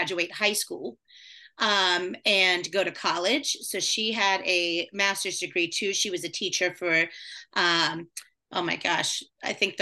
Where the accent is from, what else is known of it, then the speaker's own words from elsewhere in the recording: West Virginia, United States; moved away as an adult; also born or lived in Middle Tennessee; now in Nashville, United States; I'm originally from West Virginia. I have lived in Middle Tennessee now for 9 years though